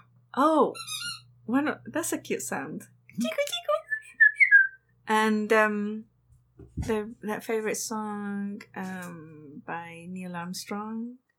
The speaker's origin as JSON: {"language": "English", "region": "England", "country": "United Kingdom", "tie": "born or raised there", "moved": "yes", "said": "I grew up in England."}